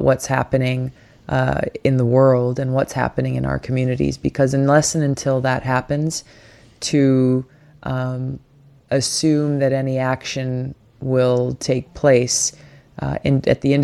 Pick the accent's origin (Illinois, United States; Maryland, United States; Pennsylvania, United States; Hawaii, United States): Hawaii, United States; my home state of Hawaii